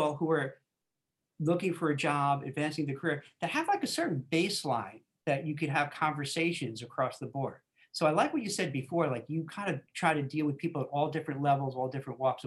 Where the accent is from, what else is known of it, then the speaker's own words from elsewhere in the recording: New York City, New York, United States; where I grew up in Brooklyn